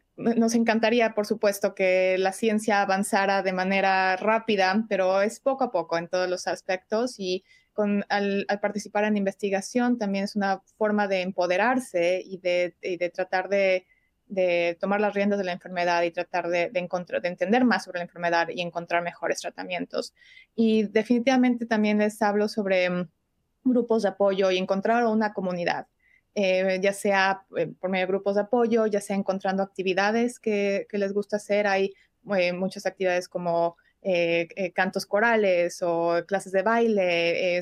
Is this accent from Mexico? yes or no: yes; Mexico City, Mexico; moved away as an adult; now in Chicago, United States; soy originalmente de México, de la Ciudad de México, pero resido aquí en Chicago desde hace ya unos 10 años